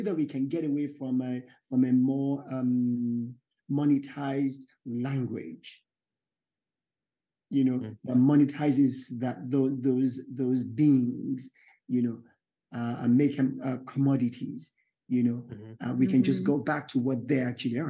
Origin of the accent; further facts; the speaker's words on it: Yorubaland, Nigeria; I'm Yoruba from Nigeria, West Africa